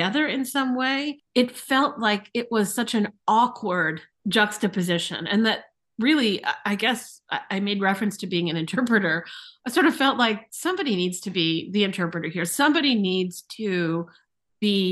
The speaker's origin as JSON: {"language": "English", "region": "East Coast / Midwest", "country": "United States", "tie": "born or raised there", "also_born_or_lived": "St. Louis", "moved": "yes", "lives_now": "Chicago, United States", "said": "I grew up on the East Coast. I spent my formative years, I'll say, here in the Midwest"}